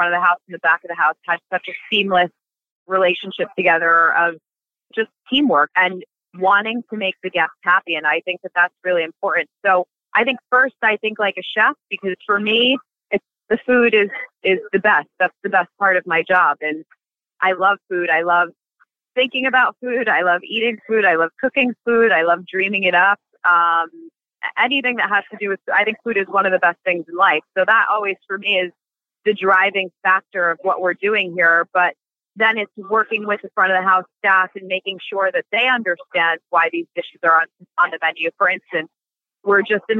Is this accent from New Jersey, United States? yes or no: yes; Passaic, New Jersey, United States; I was born and raised in Passaic, New Jersey